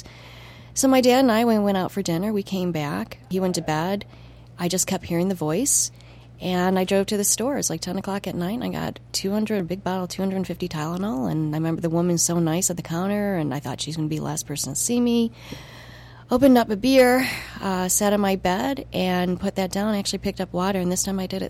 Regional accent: United States; moved away as an adult; also born or lived in Montreal

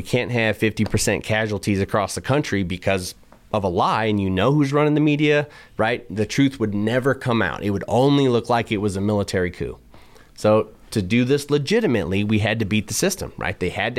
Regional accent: Reno, Nevada, United States; a garage that was less secure than the one I grew up in here in Reno, right?

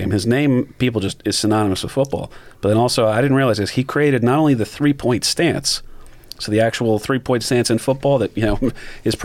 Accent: New Jersey, United States; growing up in New Jersey, it was pretty much all settled at that point.

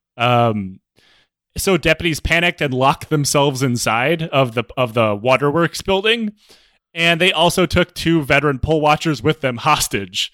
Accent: Michigan, United States; I'm from Michigan.

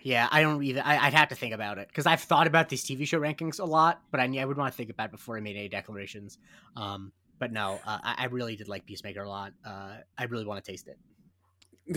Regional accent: Punta Gorda, Florida, United States; I'm from Punta Gorda, Florida

